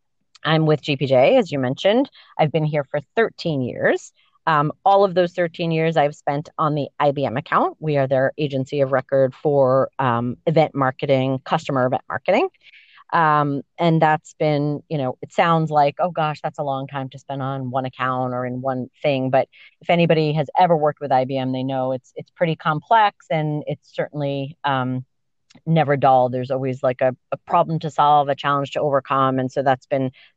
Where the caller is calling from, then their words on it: Dutchess County, New York, United States; I am calling you from Dutchess County, New York, the lovely Hudson Valley